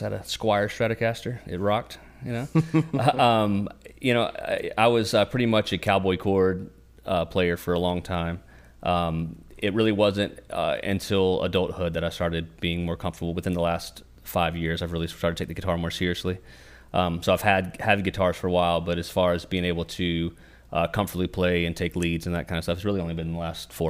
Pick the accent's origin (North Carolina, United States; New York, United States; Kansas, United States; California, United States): North Carolina, United States; Mocksville; We're from born and raised in Davie County, particularly in Mocksville. That's where we live now